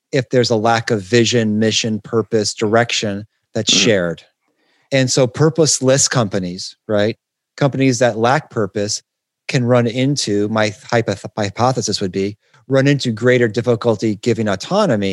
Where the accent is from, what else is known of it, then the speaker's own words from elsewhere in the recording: Detroit, Michigan, United States; I'm from Detroit